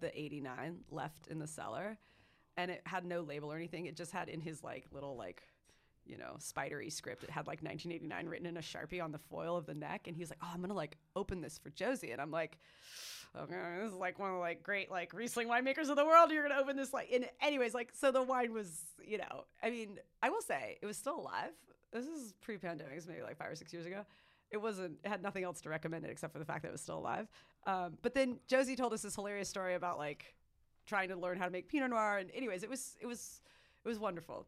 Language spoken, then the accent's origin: English; Marin County and Sonoma County, California, United States; also born or lived in Santa Cruz, California; I grew up in Marin County in Sonoma County